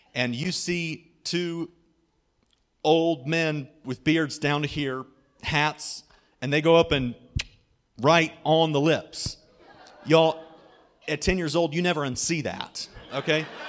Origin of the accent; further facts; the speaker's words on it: Germantown, Ohio, United States; I grew up in Germantown, Ohio, which is kind of between Dayton and Cincinnati